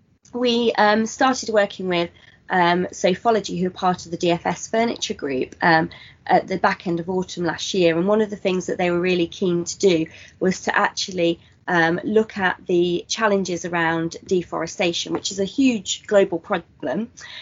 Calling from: Lincolnshire, East Midlands, United Kingdom; I'm calling from Lincolnshire, which is just down the road from our HQ here at the Woodland Trust.

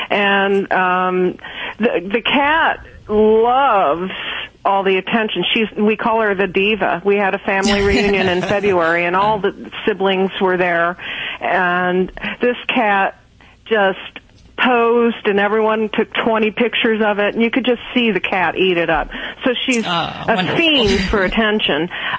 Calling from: Kentucky, United States

